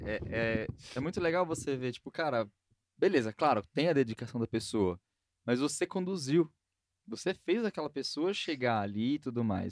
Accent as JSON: {"language": "Portuguese", "region": "São Paulo", "country": "Brazil", "tie": "born or raised there", "said": "eu sou mais paulistano que vocês possam imaginar, porque nasci e cresci no centro de São Paulo"}